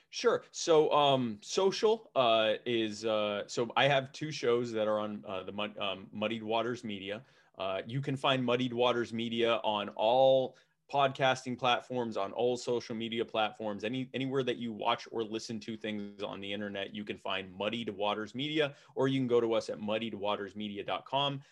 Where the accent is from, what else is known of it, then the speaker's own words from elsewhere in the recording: Baltimore, Maryland, United States; moved away; I'm from Baltimore originally